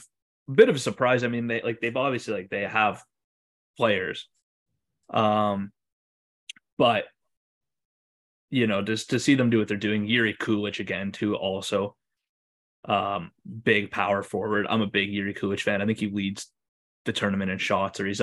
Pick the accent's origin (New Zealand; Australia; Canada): Canada; we're both Canadian